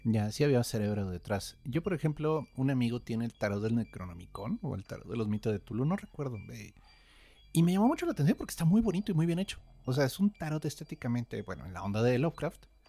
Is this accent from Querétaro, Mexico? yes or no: yes; Querétaro, Mexico; yo crecí en Querétaro